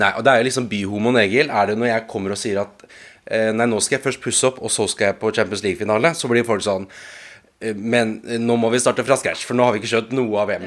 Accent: Oslo, Norway; jeg har vokst opp her i Oslo

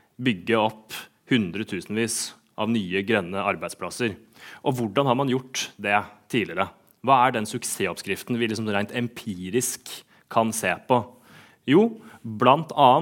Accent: Sarpsborg, Østfold, Norway; hjemme i min hjemby, Sarpsborg

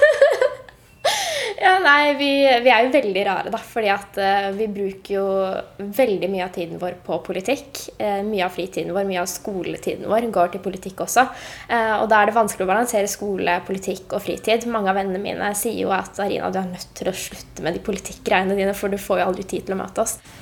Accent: Oslo, Norway; jeg kommer jo fra Høybråten

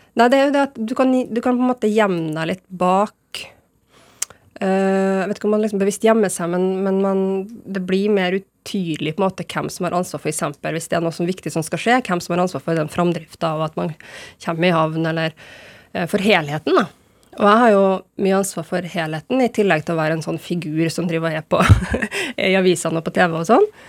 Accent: Trondheim, Trøndelag, Norway; also born or lived in Berkåk, Rennebu / Bodø; jeg er jo mest fra Trondheim, men jeg bruker å si jeg er fra Trondheim og Bodø. Og at jeg er trønder og nordlending.

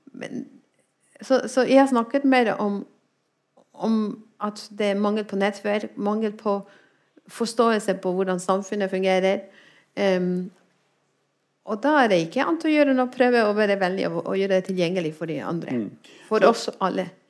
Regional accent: Spain; Norwegian is a second language; now in Norway; jeg kommer fra Spania

